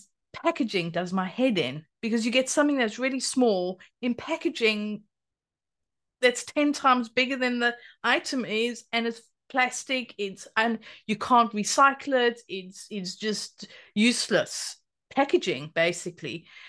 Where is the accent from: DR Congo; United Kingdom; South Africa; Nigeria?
South Africa; because I grew up in South Africa, but my mother and her husband had a farm for a while